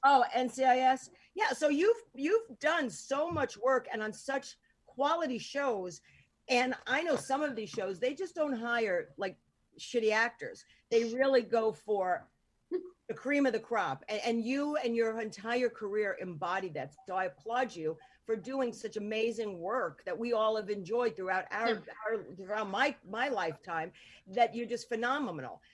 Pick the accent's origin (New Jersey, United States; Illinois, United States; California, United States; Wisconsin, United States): New Jersey, United States; Hoboken; also born or lived in North Bergen, New Jersey; I grew up in like Hoboken